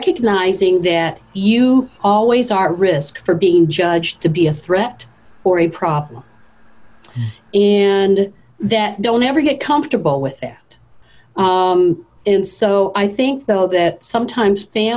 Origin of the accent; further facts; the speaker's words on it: the North, United States; I grew up in the North